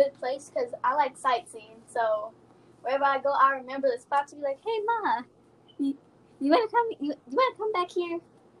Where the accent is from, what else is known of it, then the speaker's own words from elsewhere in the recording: Oklahoma City, Oklahoma, United States; I'm from Oklahoma City.